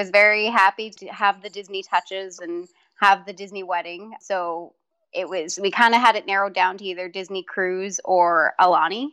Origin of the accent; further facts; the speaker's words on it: Manitoba, Canada; we're from Manitoba, Canada, so it's can be cold here in the wintertime